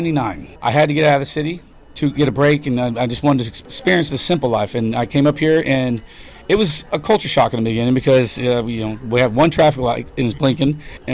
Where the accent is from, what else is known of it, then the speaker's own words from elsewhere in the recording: Broward County, Florida, United States; moved away as an adult; now in St. George Island, United States; I was born and raised down south in Broward County.